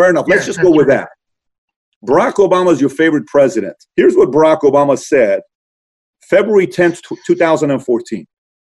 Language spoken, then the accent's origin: English; Iran; born or raised there; now in United States